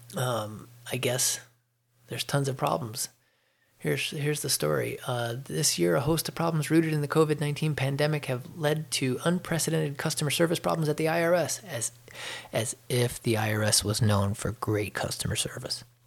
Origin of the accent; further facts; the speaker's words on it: Chicago, Illinois, United States; moved away as an adult; now in Georgia, United States; I'm from Chicago, and I, you know I keep paying attention to the news in Chicago. So I read the Chicago Tribune and I watch uh, things that come across the regular news uh, for my hometown area because I, you know, I grew up there